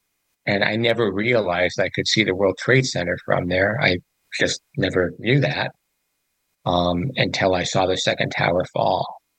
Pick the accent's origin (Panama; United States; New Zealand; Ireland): Panama; born there; I was born in Panama.